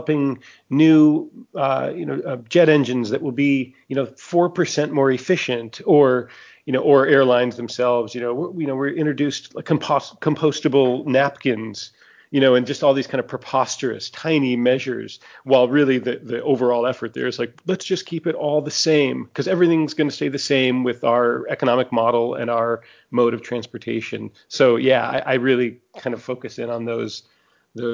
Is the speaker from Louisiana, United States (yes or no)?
yes; New Orleans, Louisiana, United States; my hometown of New Orleans